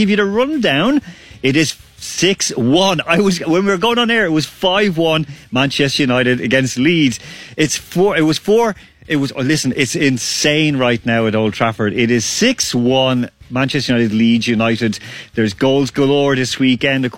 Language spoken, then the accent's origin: English; Ireland; born or raised there